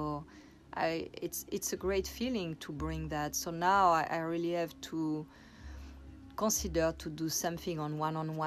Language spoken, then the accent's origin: English; Corsica, France; moved away; I come from Corsica, that is an island south of France, and where when I was little girl, I had a beach for myself